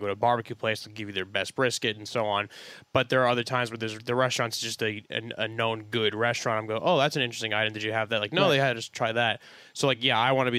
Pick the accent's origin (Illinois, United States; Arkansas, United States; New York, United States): New York, United States; now in Los Angeles, United States; I'm not from Los Angeles. Everyone knows I'm from New York.